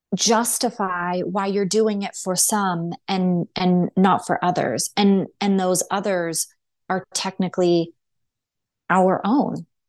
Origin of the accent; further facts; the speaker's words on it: United States; as American citizens